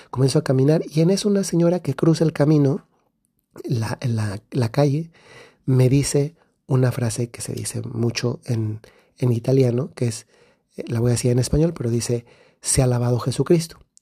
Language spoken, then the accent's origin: Spanish; Guanajuato, Mexico; now in Bari, Italy; soy del centro de México, de un estado que se llama Guanajuato